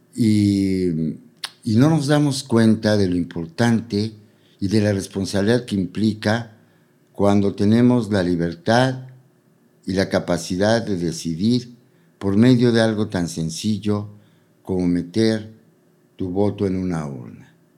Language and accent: Spanish; Puebla, Mexico; moved away; also born or lived in Mexico City; A diferencia de cómo crecí en Puebla y a diferencia de cómo crecí, o sea, como mi juventud en la Ciudad de México